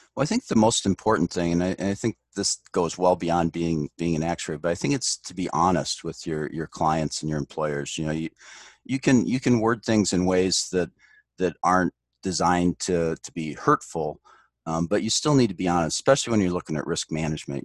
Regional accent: Detroit, Michigan, United States; moved away as an adult; now in Omaha, United States; I grew up in the Detroit area, so that's how I ended up at, at Michigan Tech

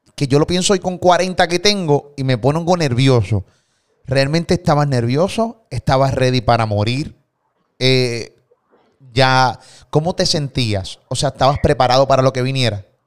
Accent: Puerto Rico; de Puerto Rico

